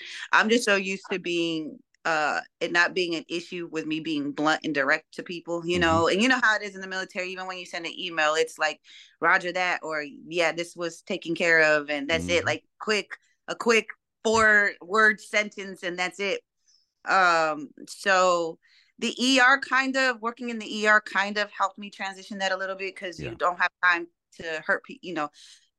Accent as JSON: {"language": "English", "town": "Denver", "region": "Colorado", "country": "United States", "said": "From Colorado."}